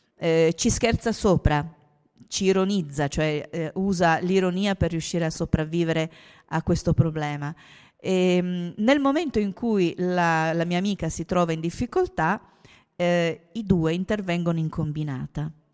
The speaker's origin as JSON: {"language": "Italian", "town": "Trieste", "region": "Friuli-Venezia Giulia", "country": "Italy", "said": "Io sono triestina"}